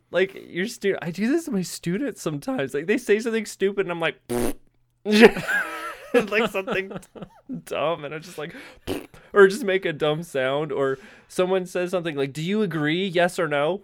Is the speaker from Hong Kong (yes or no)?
no; United States; I'm American